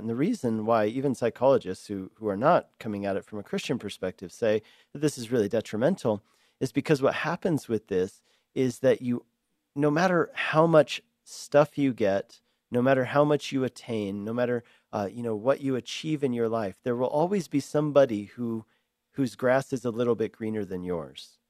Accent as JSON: {"language": "English", "town": "Denver", "region": "Colorado", "country": "United States", "tie": "born or raised there", "also_born_or_lived": "Hungary", "moved": "as an adult", "lives_now": "Longmont, United States", "said": "I grew up in Denver"}